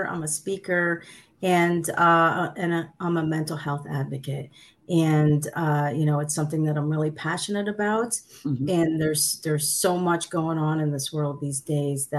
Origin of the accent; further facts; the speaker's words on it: United States; English is a second language; My parents are Sicilian immigrants. They came to the United States in 1961. I was born in 65.